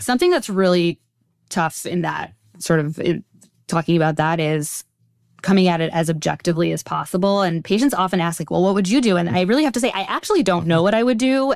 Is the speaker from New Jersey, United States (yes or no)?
yes; Teaneck, New Jersey, United States; I grew up in Teaneck, New Jersey, just a stone's throw over the George Washington Bridge from here.